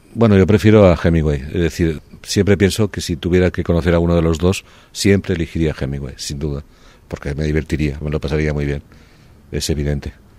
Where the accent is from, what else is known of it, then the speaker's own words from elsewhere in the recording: Barcelona, Catalonia, Spain; moved away as an adult; also born or lived in Paris; volví en diciembre a Barcelona para pasar la Navidad en casa de mis padres